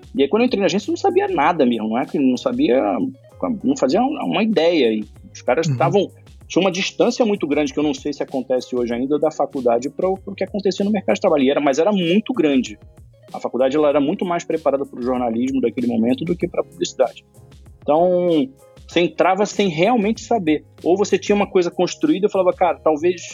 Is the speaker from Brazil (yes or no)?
yes; Rio de Janeiro, Brazil; nasci no Rio